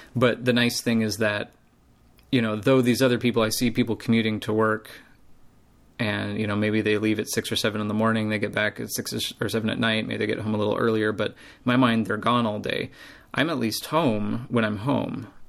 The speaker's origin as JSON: {"language": "English", "country": "United States", "said": "I'm American"}